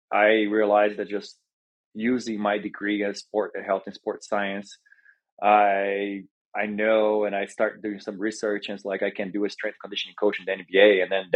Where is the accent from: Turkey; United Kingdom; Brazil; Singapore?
Brazil; moved away as an adult; also born or lived in Oklahoma, United States; now in Denver, United States; I was born and raised in Brazil, came to the United States to play basketball and play college basketball